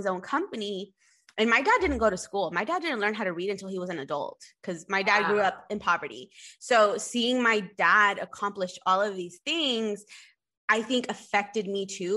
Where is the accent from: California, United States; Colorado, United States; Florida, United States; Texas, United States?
Texas, United States; Spring; I grew up right here in Spring